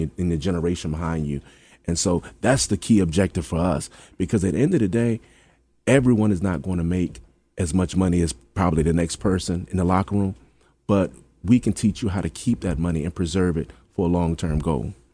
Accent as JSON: {"language": "English", "town": "Hampton", "region": "Virginia", "country": "United States", "said": "I'm from Hampton"}